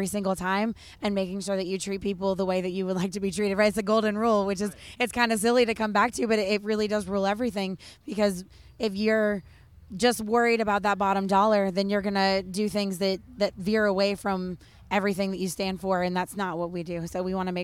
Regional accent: Western New York, United States; now in Kentucky, United States; I'm actually a Yankee by birth. So I was born in Western New York. So I always like to say I have the southern charm with the New York attitude

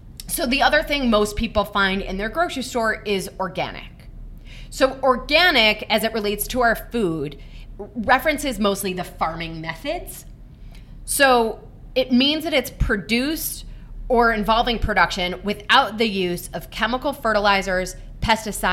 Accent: Michigan, United States; I grew up in Michigan

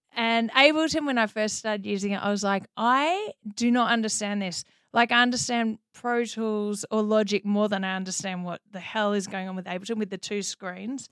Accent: Melbourne, Victoria, Australia; accent: Australian; moved away as an adult; now in United States; I grew up in Melbourne, Australia

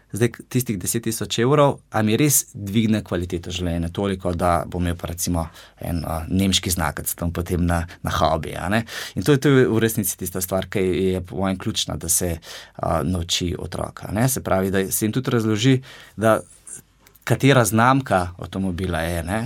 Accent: Gorenjska, Upper Carniola, Slovenia; Sam sem iz Gorenske

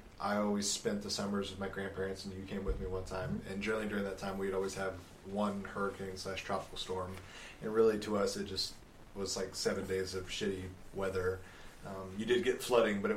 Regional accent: Houston, Texas, United States; moved away; I'm from Houston. I was born and raised

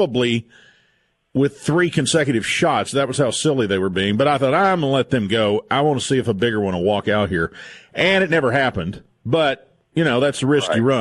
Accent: Virginia, United States; moved away; where I grew up in Virginia

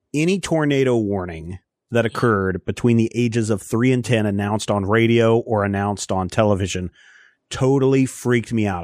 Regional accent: Kansas, United States; growing up in Kansas, especially Eastern Kansas

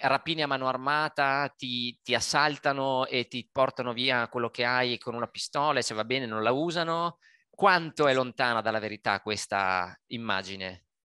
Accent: Italy; moved away; è un paese che amo, è il mio paese, il nostro paese

